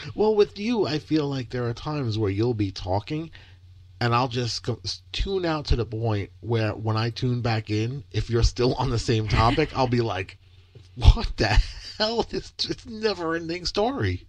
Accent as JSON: {"language": "English", "region": "Michigan", "country": "United States", "tie": "born or raised there", "said": "I was born in Michigan"}